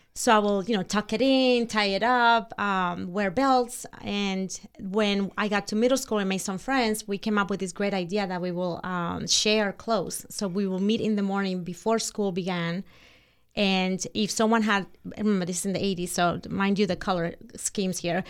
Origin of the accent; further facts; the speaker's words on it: Santo Domingo, Distrito Nacional, Dominican Republic; English is a second language; moved away; I was born in Santo Domingo, which is the capital of Dominican Republic